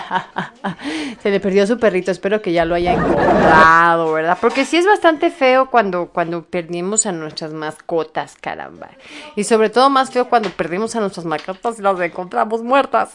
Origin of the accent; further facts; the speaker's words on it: Mexico City, Mexico; soy de aquí de, de Feña, Ciudad de México